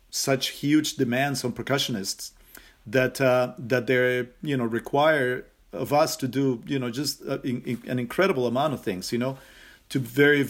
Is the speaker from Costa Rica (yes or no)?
yes; Costa Rica; growing up in Costa Rica, the Latin rhythms are pervasive